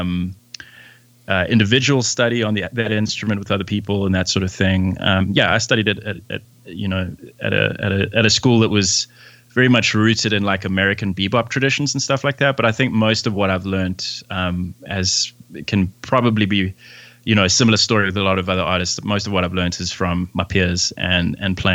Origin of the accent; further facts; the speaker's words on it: Port Elizabeth, Eastern Cape, South Africa; now in Johannesburg, South Africa; I'm a musician from South Africa, originally from a small town called Port Elizabeth. Currently, I live in Johannesburg.